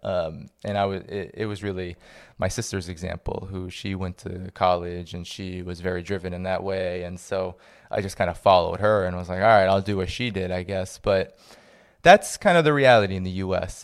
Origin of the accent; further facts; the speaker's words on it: Boston, Massachusetts, United States; growing up in the Boston area where I was born